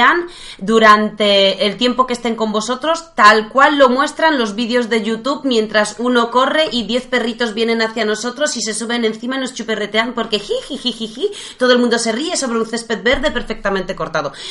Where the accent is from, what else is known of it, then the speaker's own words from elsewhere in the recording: Poland; Spanish is a second language; Todos saben que soy polaca, así